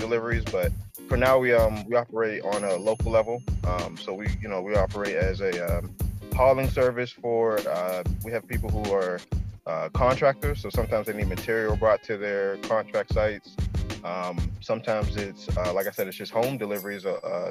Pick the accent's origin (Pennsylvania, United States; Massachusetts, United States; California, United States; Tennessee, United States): Pennsylvania, United States; Pittsburgh; now in Baltimore, United States; I'm from Pittsburgh. I live in Baltimore right now